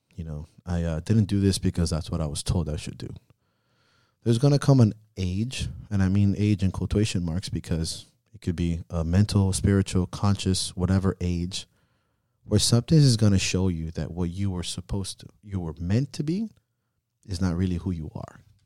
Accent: Miami, Florida, United States; growing up in Miami

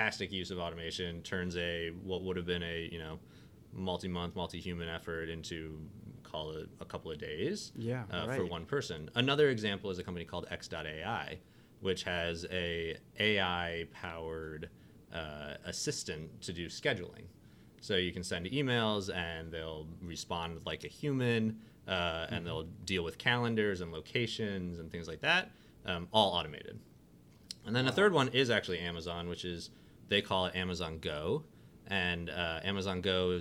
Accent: outside of Detroit, Michigan, United States; moved away as an adult; also born or lived in Chicago / Seattle; I grew up here in Michigan, outside of Detroit

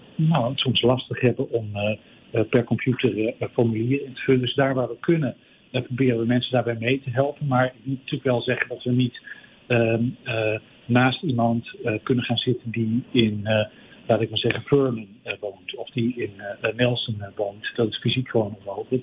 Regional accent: Groningen, Netherlands; now in Vancouver, Canada; ik ben oorspronkelijk afkomstig uit Groningen, net zoals jij

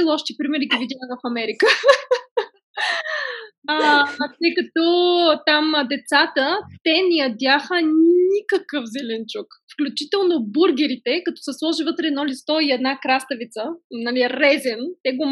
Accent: Stara Zagora, Stara Zagora Province, Bulgaria; moved away as an adult; also born or lived in Sofia / Paris; роден съм в, Стара, в София, отгледана съм в Стара Загора

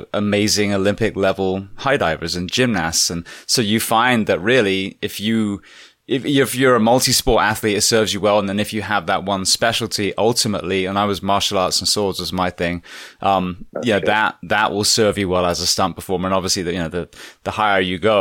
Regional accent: England, United Kingdom; moved away; When I grew up in England

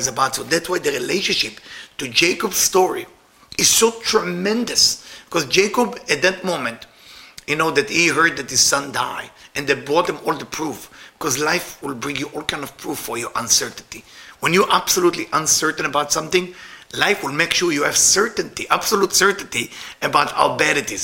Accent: Israel; moved away; I'm Israeli.

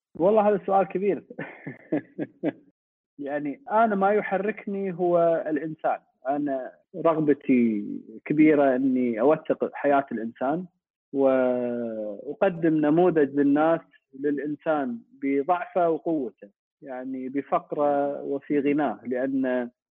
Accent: Kuwait; احنا عندنا بالكويت

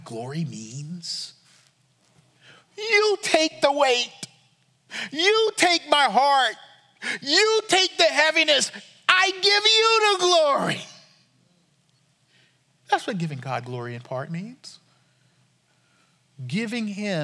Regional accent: United States; We can't handle being Americans.

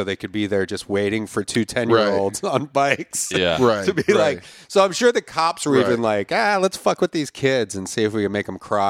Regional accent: Philadelphia, Pennsylvania, United States; I grew up in Philadelphia.

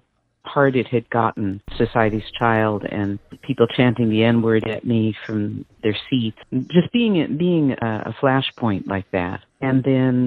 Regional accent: United States; also born or lived in New Jersey; I was New York, New Jersey

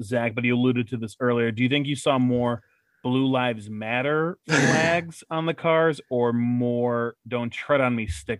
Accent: Midwest, United States; we're all from the Midwest

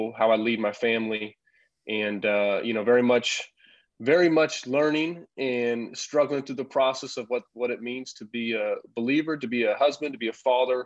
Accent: Champaign, Illinois, United States; moved away as an adult; also born or lived in Europe; I'm back here in my hometown with my wife, Teresa

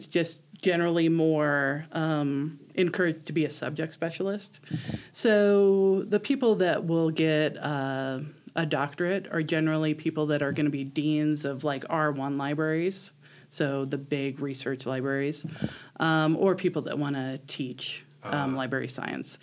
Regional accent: Omaha, Nebraska, United States; moved away as an adult; now in Chadron, United States; I grew up in Omaha, and I went to UNL for a few years

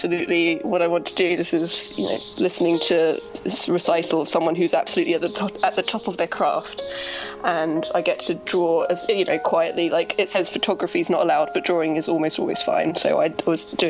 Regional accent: Brighton, South East England, United Kingdom; I say Brighton

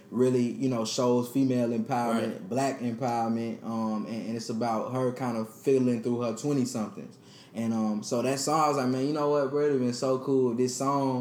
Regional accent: Atlanta, Georgia, United States; I grew up on the South Side

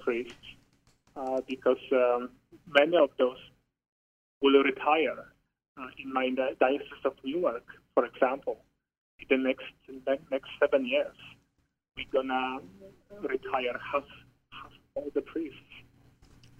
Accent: southwest Poland, Poland; moved away as an adult; Growing up in Poland, Poland is a very, very Catholic country

